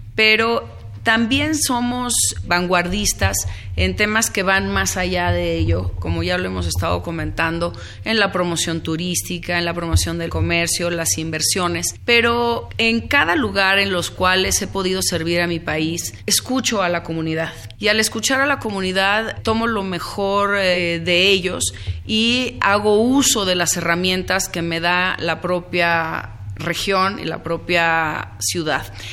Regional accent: Mexico; now in Los Angeles, United States; quiénes somos los mexicanos en Los Ángeles

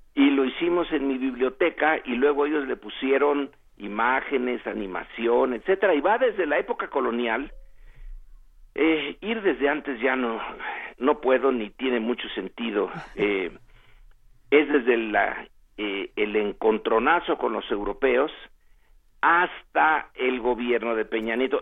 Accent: Mexico

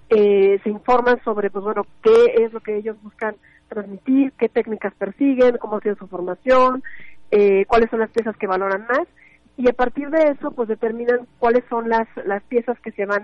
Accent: Mexico; nuestro legado como mexicanos y que pues nosotros lo que quisimos fue brindar ese espacio

